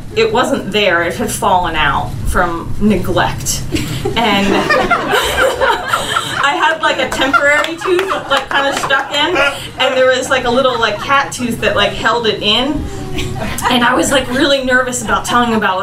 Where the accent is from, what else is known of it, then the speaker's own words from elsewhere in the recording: Philadelphia, Pennsylvania, United States; I'm from Philly